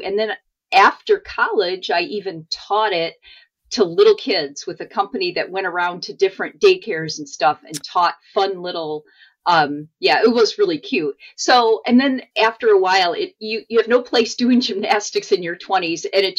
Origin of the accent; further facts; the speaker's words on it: Midland, Michigan, United States; born there; So I was born in Michigan, in Midland, but we actually moved around quite a bit